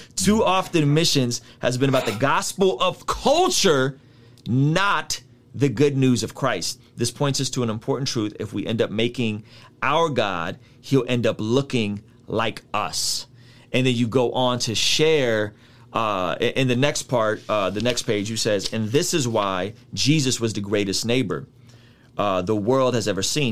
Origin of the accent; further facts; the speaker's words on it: San Diego, California, United States; when I grew up in San Diego